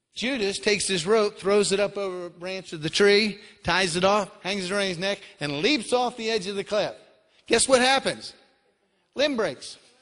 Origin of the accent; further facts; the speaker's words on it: Florida, United States; moved away as an adult; I'm originally from Florida.